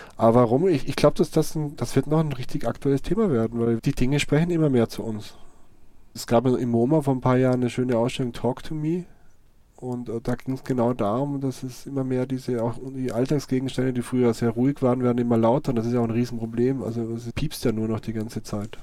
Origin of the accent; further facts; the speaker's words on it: Vorarlberg, Austria; moved away as an adult; now in Cologne, Germany; es kann sein, dass ich irgendwann mal wieder in meine Heimat zurückgehe